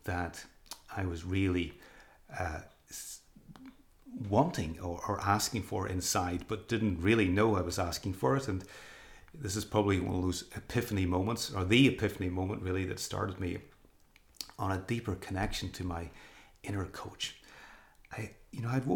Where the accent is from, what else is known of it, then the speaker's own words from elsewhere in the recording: Northern Ireland, United Kingdom; moved away as an adult; also born or lived in England; coming back to my home country of Northern Ireland, and even went back to live with my parents